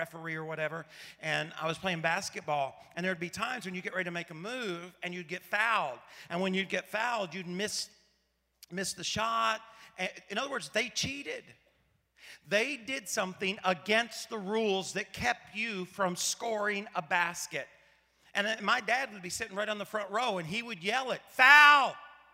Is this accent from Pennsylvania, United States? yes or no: no; Paragould, Arkansas, United States; I grew up in Paragould, Arkansas, a town of about 15,000 people